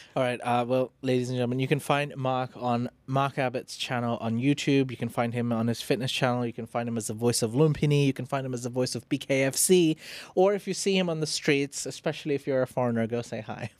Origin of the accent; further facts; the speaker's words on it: Phuket, Thailand; I grew up in Phuket, so my skin was mostly tan